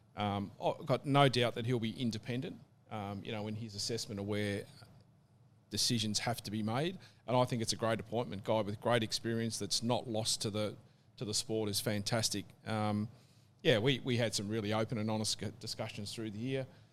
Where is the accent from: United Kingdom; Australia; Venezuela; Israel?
Australia; Tasmania; growing up in Tassie as a kid